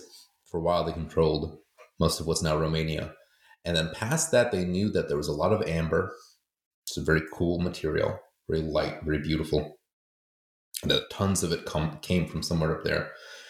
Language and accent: English; United States; I grew up in America, but I was going to school in Poland.